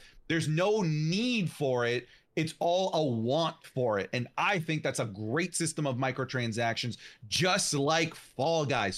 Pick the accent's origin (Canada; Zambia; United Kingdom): Canada; I'm a Canadian